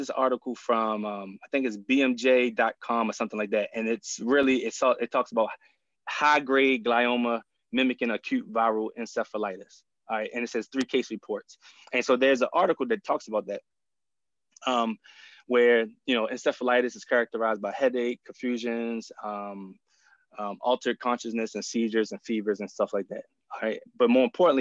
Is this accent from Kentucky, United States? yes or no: no; Baltimore, Maryland, United States; I grew up in Baltimore